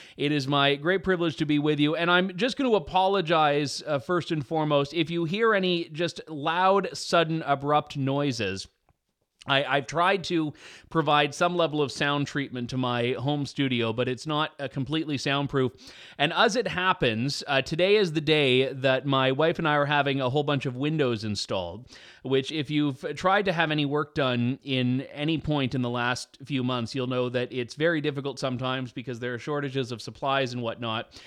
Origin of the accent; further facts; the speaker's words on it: Canada; I am his Canadian compatriot